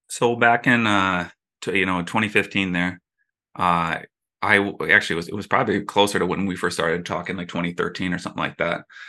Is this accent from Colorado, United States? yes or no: no; Minneapolis, Minnesota, United States; growing up in Minneapolis